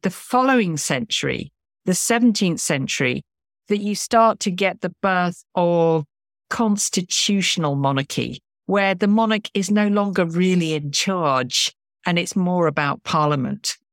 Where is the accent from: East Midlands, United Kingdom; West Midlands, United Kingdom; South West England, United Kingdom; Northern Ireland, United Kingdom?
East Midlands, United Kingdom; Lincoln; I grew up in Lincoln, which, um, is an incredibly historic town in the sort of Midlands of England